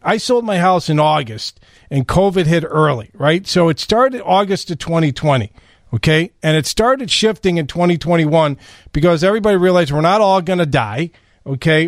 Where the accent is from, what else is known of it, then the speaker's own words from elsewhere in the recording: Chicago, Illinois, United States; we're from Chicago